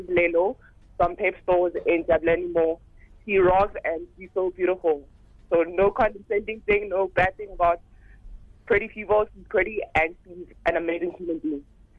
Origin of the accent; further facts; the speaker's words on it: Johannesburg, Gauteng, South Africa; I'm from Johannesburg